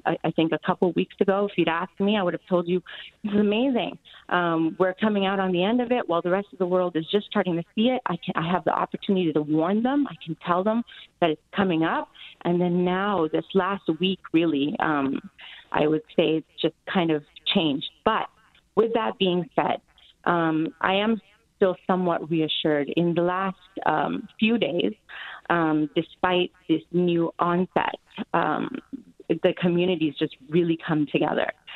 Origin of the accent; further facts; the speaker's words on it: Canada; moved away as an adult; now in Hong Kong; growing up in Canada and North America